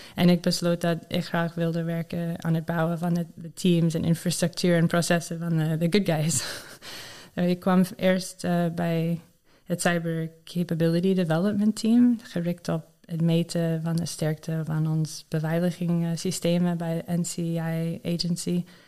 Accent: Maryland, United States; Dutch is a second language; moved away as an adult; now in Netherlands; Ik ben opgegroeid in Maryland, in Amerika, waar veel mensen voor de overheid werken.

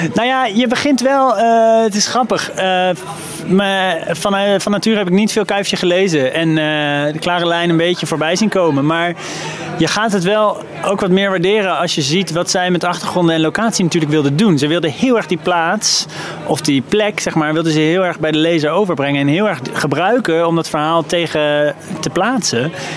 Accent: The Hague, South Holland, Netherlands; de stad Den Haag, waar ik ben opgegroeid.

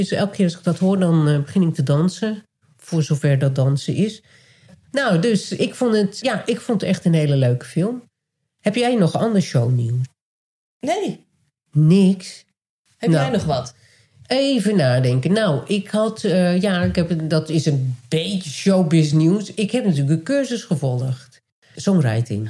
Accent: Nijkerk, Gelderland, Netherlands; born or raised there; moved away

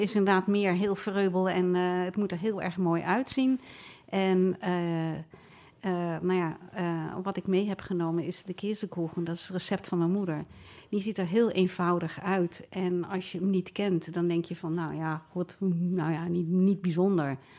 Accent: The Hague, South Holland, Netherlands; ik ben geboren en getogen in Nederland

